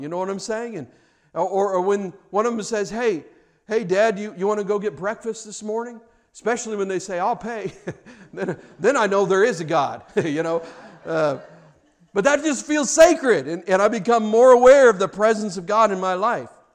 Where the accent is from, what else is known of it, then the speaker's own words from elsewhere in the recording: Kansas City, Missouri, United States; I grew up in Kansas City